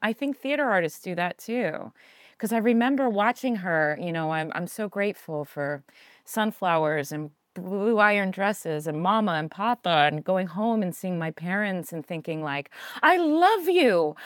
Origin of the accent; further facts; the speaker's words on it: outside of Philadelphia, Pennsylvania, United States; moved away as an adult; also born or lived in California; I grew up outside of Philadelphia